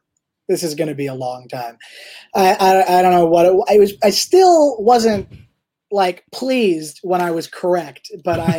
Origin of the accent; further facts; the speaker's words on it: Toronto, Ontario, Canada; moved away; I'm originally from Toronto